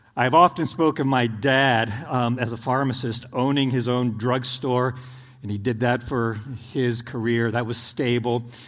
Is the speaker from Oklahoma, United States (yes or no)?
yes; Oklahoma, United States; born or raised there; moved away as an adult; now in Indiana, United States